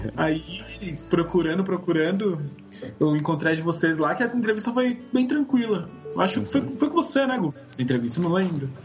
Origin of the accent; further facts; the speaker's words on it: São Paulo, Brazil; tenho 28 anos e sou de São Paulo.